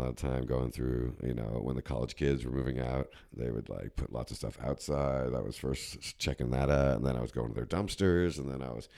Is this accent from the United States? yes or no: yes; New Jersey, United States; Up in Jersey.